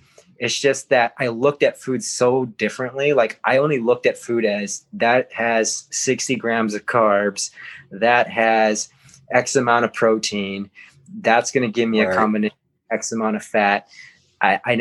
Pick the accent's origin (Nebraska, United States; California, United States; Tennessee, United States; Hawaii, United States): Hawaii, United States; growing up in Hawaii